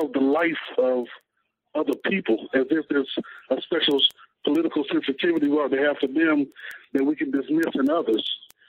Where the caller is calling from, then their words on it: Hampton Roads, Virginia, United States; I'm calling from Hampton Roads, Virginia.